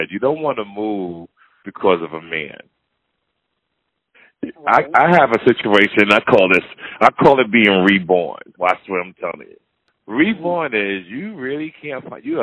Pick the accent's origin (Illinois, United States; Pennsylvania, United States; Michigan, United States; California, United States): Michigan, United States; born or raised there; moved away; also born or lived in West Bloomfield, Michigan